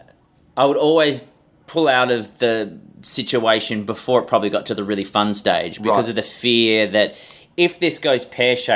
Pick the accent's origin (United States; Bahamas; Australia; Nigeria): Australia; Perth, Western Australia; now in Melbourne, Australia; I was born in Perth on the West Coast, but currently living in Melbourne on the East Coast